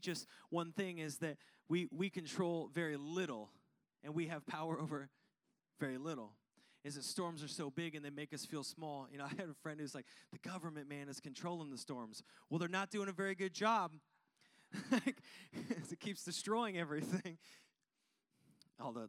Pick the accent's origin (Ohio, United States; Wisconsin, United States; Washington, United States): Washington, United States; Seattle; now in Arizona, United States; growing up in Washington